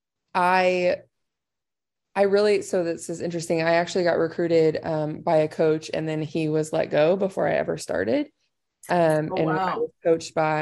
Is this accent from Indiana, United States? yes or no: yes; Indiana, United States; moved away as an adult; also born or lived in Southern Illinois; I'm from Indiana